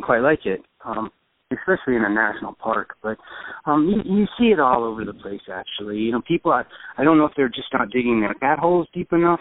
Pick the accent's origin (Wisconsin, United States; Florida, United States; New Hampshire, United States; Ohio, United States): New Hampshire, United States; I was born and raised in New Hampshire